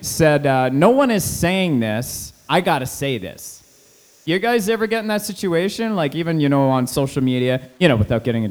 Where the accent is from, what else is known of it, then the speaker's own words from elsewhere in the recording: Canada; I like being Canadian-centric